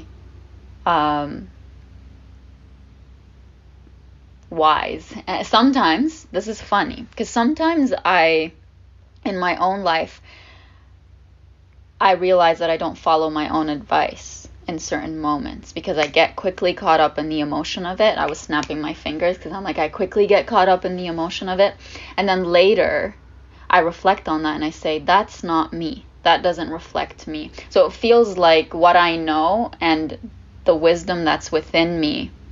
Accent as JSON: {"language": "English", "country": "Lebanon", "tie": "born or raised there", "first_language": "Arabic", "second_language": "English", "moved": "yes", "lives_now": "Canada", "said": "I was the only one in my family born and raised in Lebanon."}